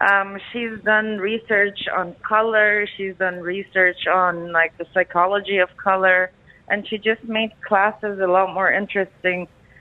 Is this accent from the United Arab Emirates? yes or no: yes; Dubai, United Arab Emirates; moved away as an adult; also born or lived in Paris; Yeah, I grew up in Dubai, so I've been here since I was 4. And then as soon as I turned 18, I'm like, bye, leaving, not coming back.